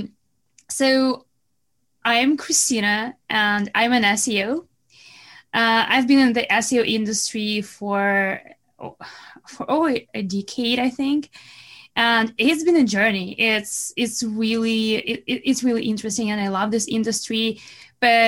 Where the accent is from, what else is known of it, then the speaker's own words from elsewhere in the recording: Belarus; accent: Russian accent; English is a second language; moved away as an adult; now in Canada; I'm not from Russia, but I'm from Belarus, which is close